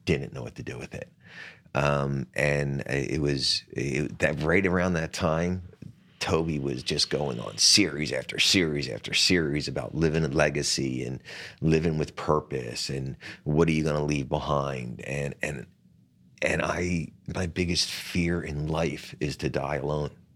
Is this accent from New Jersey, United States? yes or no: yes; Atlantic City, New Jersey, United States; in my hometown of Atlantic City